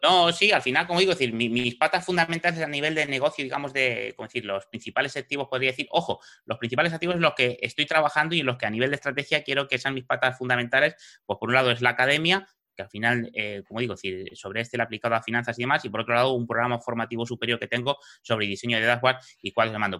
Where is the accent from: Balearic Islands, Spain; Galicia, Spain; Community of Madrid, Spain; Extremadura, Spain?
Community of Madrid, Spain; Madrid; moved away as an adult; now in Fuerteventura, Spain; soy madrileño, he vivido en Madrid toda mi vida, eh, hasta hace cuatro años